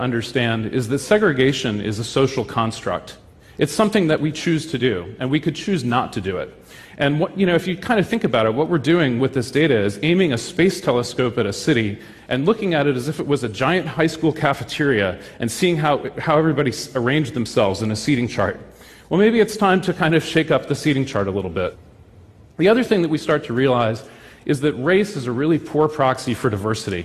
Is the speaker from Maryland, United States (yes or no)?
yes; Baltimore, Maryland, United States; my hometown of Baltimore, Maryland